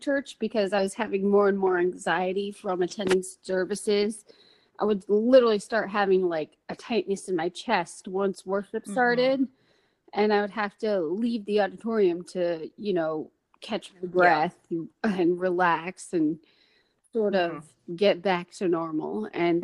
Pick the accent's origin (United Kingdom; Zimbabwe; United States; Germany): United States; Maryland; also born or lived in Michigan; I grew up in Maryland